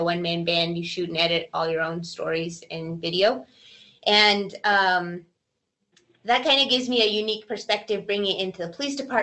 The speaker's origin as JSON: {"language": "English", "town": "Albuquerque", "region": "New Mexico", "country": "United States", "tie": "born or raised there", "also_born_or_lived": "Portales, New Mexico / Washington State", "said": "I am an Albuquerque native, born and raised in Albuquerque, El Dorado High School grad"}